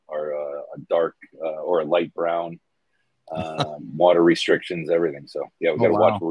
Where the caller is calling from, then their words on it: Massachusetts, United States; I am in sunny Massachusetts, down just south of Boston. I am I'm home for a couple days